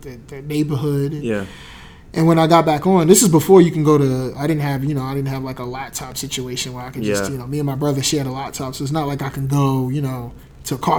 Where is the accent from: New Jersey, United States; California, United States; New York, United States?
New Jersey, United States; I was from Jersey